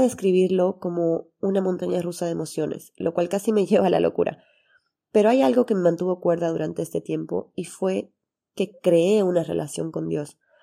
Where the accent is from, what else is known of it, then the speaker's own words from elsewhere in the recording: Santa Cruz de la Sierra, Santa Cruz, Bolivia; tengo 30 años, soy de Santa Cruz, Bolivia, y soy médico cirujano